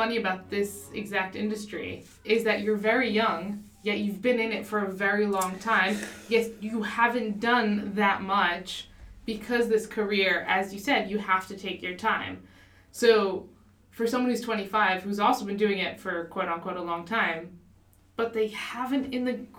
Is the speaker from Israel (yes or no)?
yes; Tel Aviv, Tel Aviv District, Israel; My hometown.